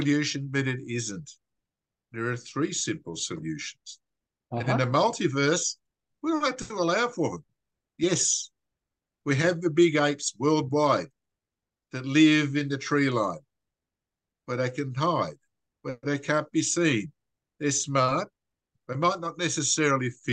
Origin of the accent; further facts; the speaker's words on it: Wagga Wagga, New South Wales, Australia; As an Australian